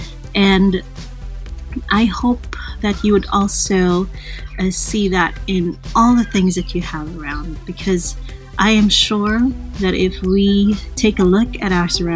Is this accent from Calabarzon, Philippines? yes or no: yes; Calabarzon, Philippines; I'm from the Philippines, and I'm from that area where ever since the start of January 2020, it's been really challenging. Like, we're near the Taal volcano